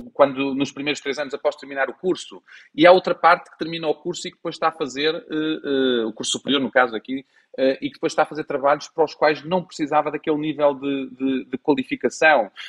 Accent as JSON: {"language": "Portuguese", "country": "Portugal", "said": "cada um de nós, enquanto portugueses"}